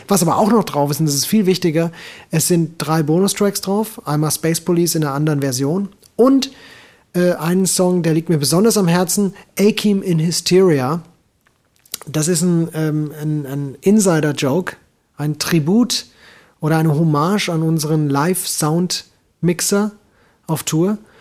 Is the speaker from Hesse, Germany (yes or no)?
yes; Hesse, Germany; als Hesse